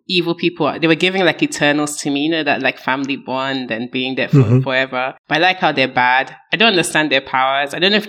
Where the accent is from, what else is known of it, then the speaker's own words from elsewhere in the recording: Nigeria; now in London, United Kingdom; I'm from Nigeria.